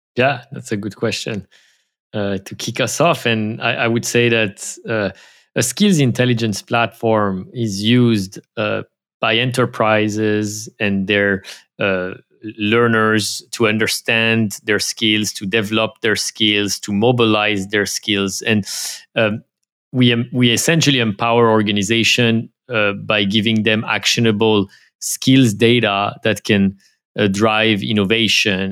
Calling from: San Francisco, California, United States; I am calling from San Francisco, the city of fog

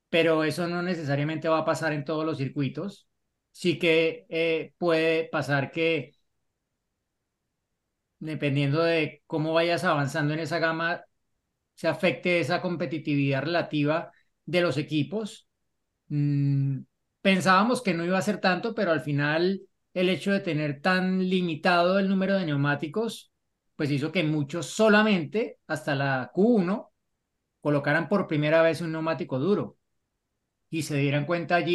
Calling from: Mexico City, Mexico; Hola, formuleros … de la Ciudad de México.

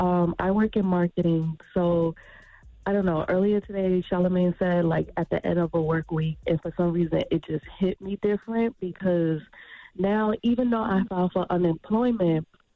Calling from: Tampa, Florida, United States; Hi, I'm calling from Tampa, Florida.

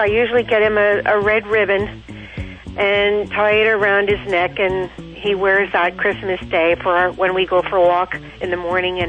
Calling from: Hamburg, Pennsylvania, United States; Hamburg, Pennsylvania.

